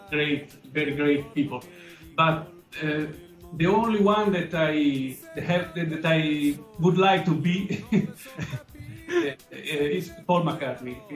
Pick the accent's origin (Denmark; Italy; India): Italy; uh, I am a musician from Italy. I live in Rome